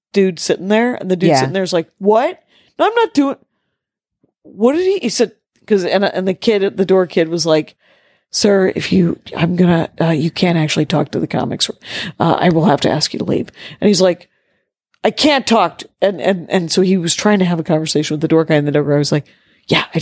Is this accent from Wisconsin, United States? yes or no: yes; Wisconsin, United States; I was from Wisconsin